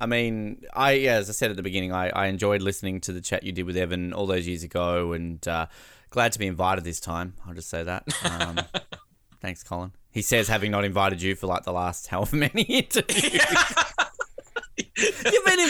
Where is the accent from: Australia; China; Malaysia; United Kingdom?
Australia; as an Australian